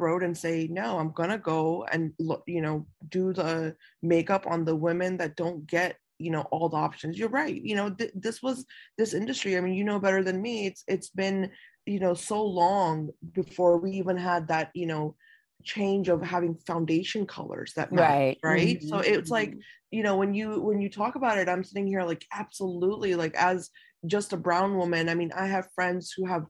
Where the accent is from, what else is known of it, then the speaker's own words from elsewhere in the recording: United States; So when I was raised here in America, it was almost like, you know, you couldn't do that, you know, because there weren't any options.